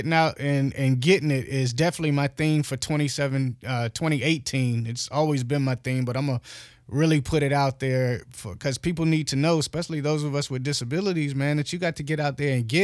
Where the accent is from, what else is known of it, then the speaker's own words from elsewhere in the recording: Virginia, United States; moved away as an adult; now in Atlanta, United States; I grew up in Virginia.